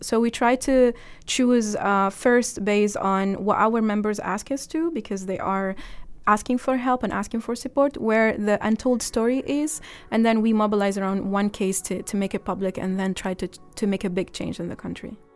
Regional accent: Egypt; moved away

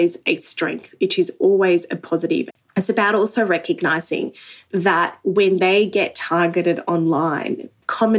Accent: Australia; an Australian Muslim

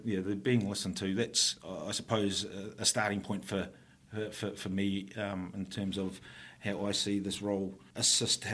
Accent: Upper Hutt, Wellington, New Zealand; also born or lived in Auckland; I was born here in Lower Hutt, moved up to Upper Hutt when the Totara Park subsection first opened up.

